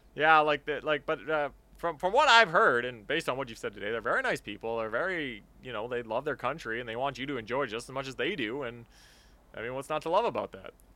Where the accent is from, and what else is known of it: Canada